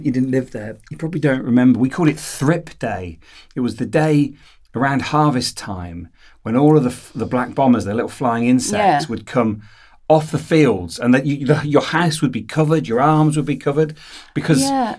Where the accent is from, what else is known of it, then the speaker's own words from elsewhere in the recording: Leicestershire, East Midlands, United Kingdom; So I grew up in Leicestershire. I'm still in Leicestershire